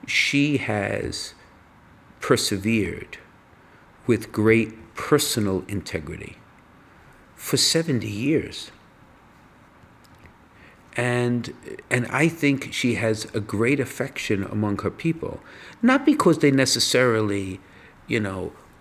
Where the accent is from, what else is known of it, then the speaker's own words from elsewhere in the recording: United States; I'm an American. I'm not British